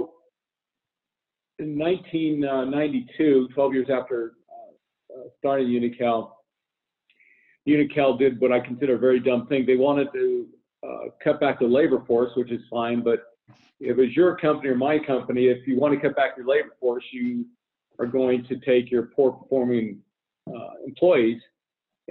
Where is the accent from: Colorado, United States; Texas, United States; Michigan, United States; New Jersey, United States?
Colorado, United States; Denver; where I grew up in Denver